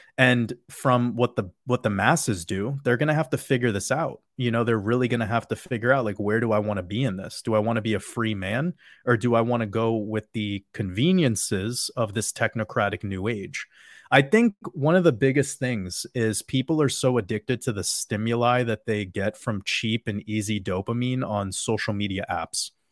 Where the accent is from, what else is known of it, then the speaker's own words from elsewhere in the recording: New York, United States; I grew up in New York with a father who was a drug addict